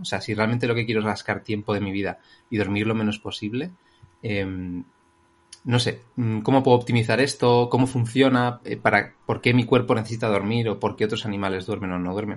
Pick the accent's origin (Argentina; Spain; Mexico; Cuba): Spain; Madrid, Community of Madrid; soy un chico de Madrid